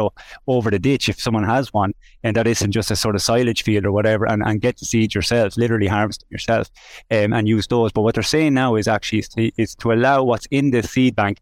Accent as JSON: {"language": "English", "town": "Mountmellick", "region": "Laois", "country": "Ireland", "tie": "born or raised there", "said": "I'm from Mount Mellick. I spent my childhood on the bog"}